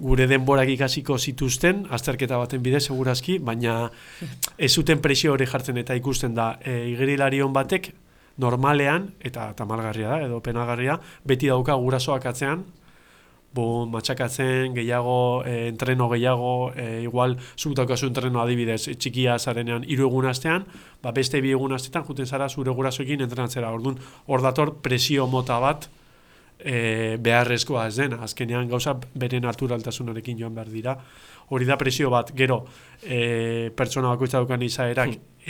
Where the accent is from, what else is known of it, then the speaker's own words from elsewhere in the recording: Getxo, Basque Country, Spain; getxotarra naiz